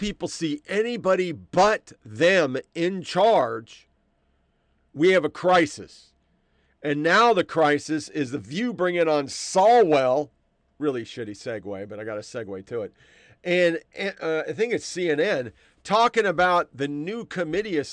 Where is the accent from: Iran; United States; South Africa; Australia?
United States; Oregon; I came from Oregon.